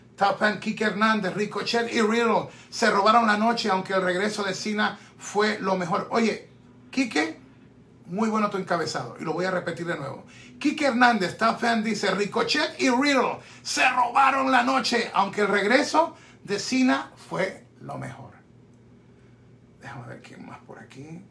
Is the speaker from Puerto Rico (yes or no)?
yes; Puerto Rico; obviamente Puerto Rico, en mi tierra